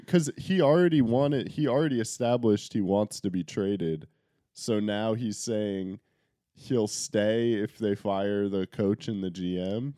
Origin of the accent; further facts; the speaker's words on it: Connecticut, United States; We're from Connecticut